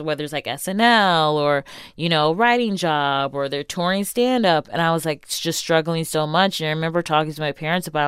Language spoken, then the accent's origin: English; Shaker Heights, Ohio, United States; also born or lived in Solon, Ohio; I grew up in Baffer Heights and then moved to Solent